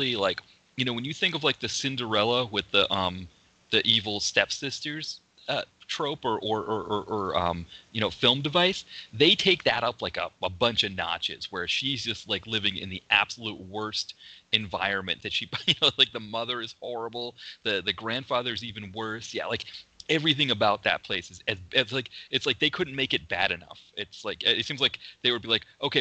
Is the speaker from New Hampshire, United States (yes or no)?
yes; Portsmouth, New Hampshire, United States; in my hometown, there was still a department store in the downtown Portsmouth, New Hampshire area